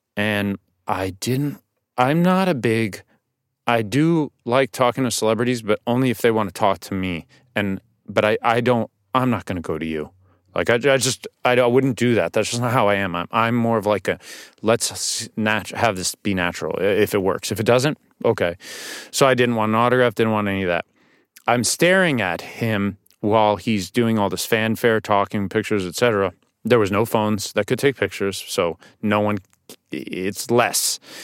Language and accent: English; New York City, New York, United States; I grew up on the Upper West Side, too